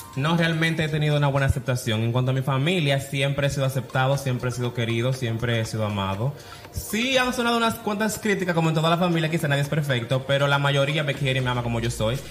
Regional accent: Santiago de los Caballeros, Santiago, Dominican Republic; Yo soy de Santiago, de los 30 caballeros, nacido y criado allá

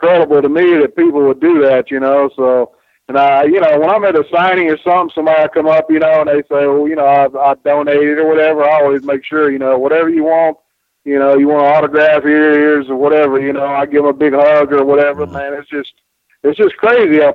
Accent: Spartanburg, South Carolina, United States; my little town in Spartanburg, South Carolina, and I grew up on Mid-Atlantic Championship Wrestling

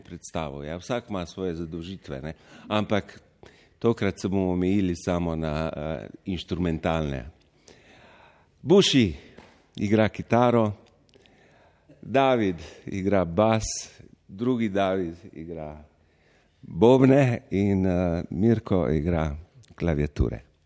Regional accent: Goriška, Slovenia; Samo trije prihajamo z Goriškega konca

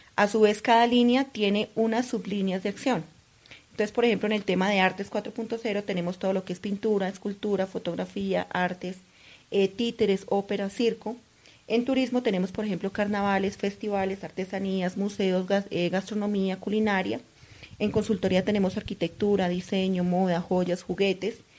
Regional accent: Cundinamarca, Colombia; un orgullo como cundinamarquesa, sino como colombiana

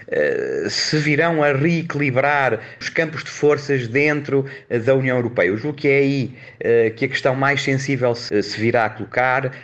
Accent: Portugal; nós, como portugueses

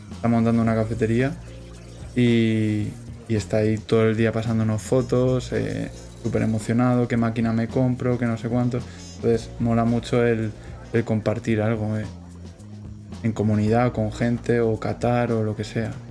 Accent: Toledo, Castilla-La Mancha, Spain; yo soy de Toledo

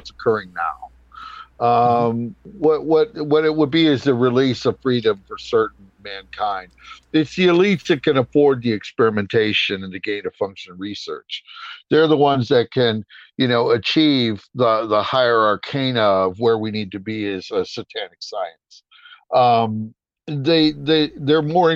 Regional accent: United States; I'm an American. I'm in the United States

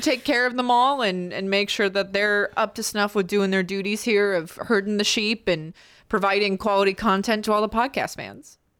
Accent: United States; I'm American.

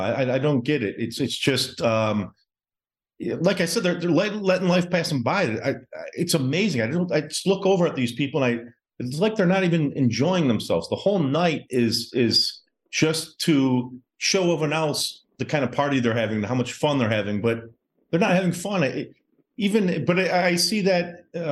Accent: Detroit, Michigan, United States; moved away as an adult; now in Miami, United States; I'm originally from Michigan. I grew up in Metro Detroit. I currently live in Miami right now

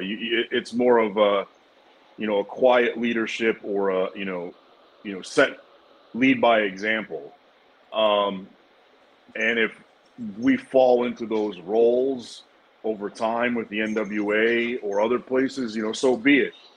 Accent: United States; we're American

